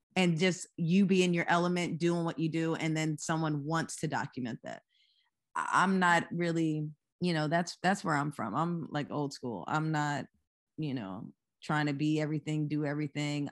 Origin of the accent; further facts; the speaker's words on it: Lower Merion, Pennsylvania, United States; also born or lived in Philadelphia; I was born in Philadelphia, m, and I live in Philadelphia now, but I was actually raised in the same city that Kobe Bryant went to high school, which is Lower Marion